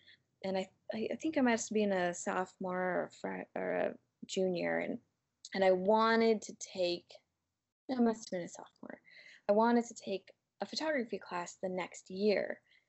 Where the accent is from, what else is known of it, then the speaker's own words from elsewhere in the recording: United States; Whereas as I got older, growing up in the United States